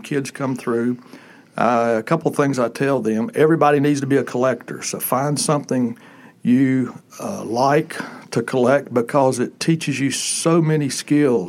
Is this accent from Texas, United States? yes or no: no; Statesville, North Carolina, United States; born or raised there